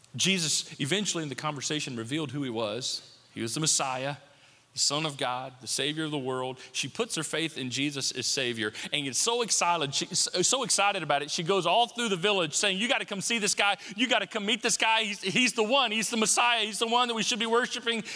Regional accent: United States; I'm an American and I'm grateful to be an American

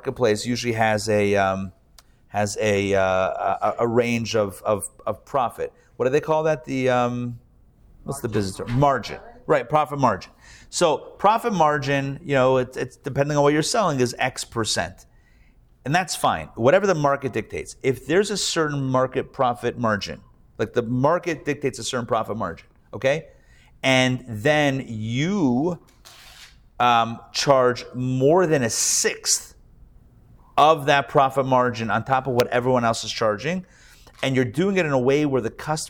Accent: Pittsburgh, Pennsylvania, United States; now in Atlanta, United States; growing up in Pittsburgh

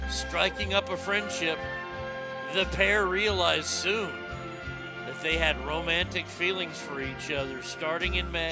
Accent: India; Arnie, he, he's worth 50 million camels. I can say it because I'm Indian.

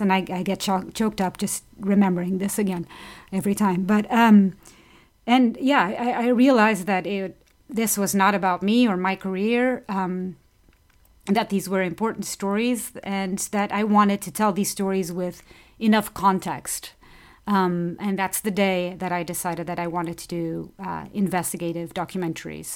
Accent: Portugal; moved away; I'm from Portugal

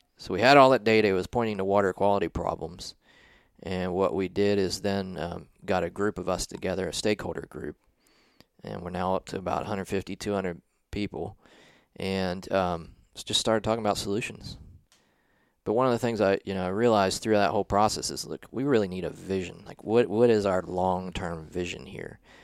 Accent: southeastern Ohio, United States; moved away as an adult; also born or lived in South Carolina; I grew yeah. up in a small town in southeastern Ohio

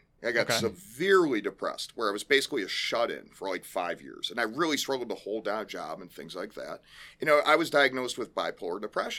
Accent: Elgin, Illinois, United States; So, originally, I lived out in Elgin, and okay. I grew up in Central Oaks West. Then my family moved out to Geneva

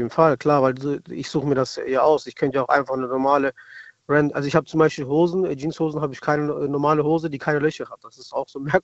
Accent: Stuttgart, Baden-Württemberg, Germany; wir kommen aus Stuttgart, also ich komme aus Stuttgart

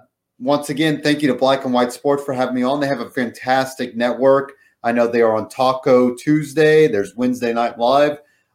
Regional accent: Indianapolis, Indiana, United States; I'm from Indianapolis, Indiana. Live here, watch wrestling here, do a lot here.

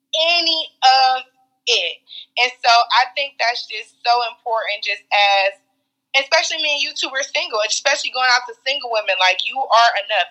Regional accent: Cleveland, Ohio, United States; we grew up in Cleveland

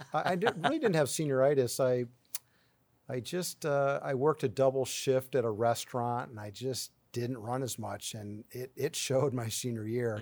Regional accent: 40 minutes from Cleveland, Ohio, United States; Cleveland, which is 40 minutes from my hometown

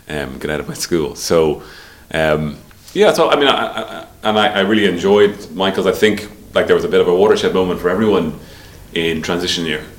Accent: Dublin, Leinster, Ireland; We grew up in Sandymount.

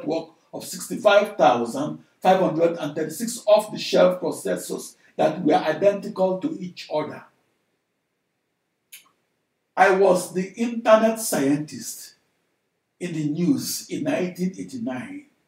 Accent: Nigeria; moved away as an adult; now in United States; I'm a Nigerian-born large-scale computational fluid dynamics engineer who came of age in the USA

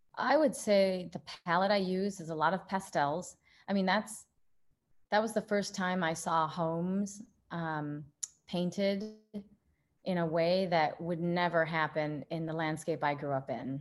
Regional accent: Midwest, United States; being a Midwesterner here

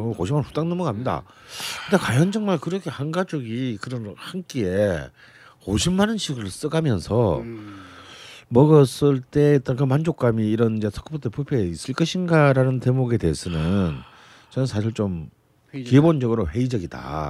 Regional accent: Busan, South Korea; 전 부산 아닙니까?

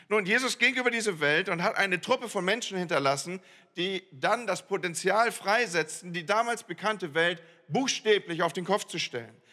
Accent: Northern Germany, Germany; ich komme aus dem Land, wo Moin Moin schon gesabbelt ist, wo man eigentlich nur Moin sagt

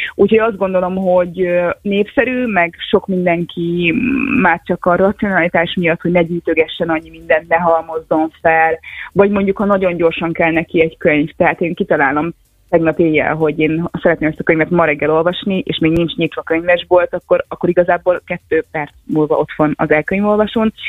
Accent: Kiskunhalas, Bács-Kiskun, Hungary; moved away as an adult; kiskorhalas nincs annyira messze, én ott születtem, ott éltem az első 18 évben

